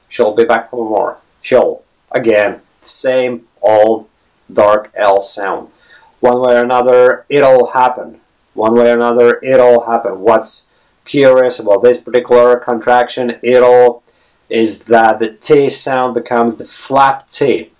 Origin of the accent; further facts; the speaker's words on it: Latvia; first language lv; English is a second language; now in Ireland; I'm not a native English speaker. My native background is Latvian. I come from Latvia, and I've been living in an English-speaking country for 14 years now, right?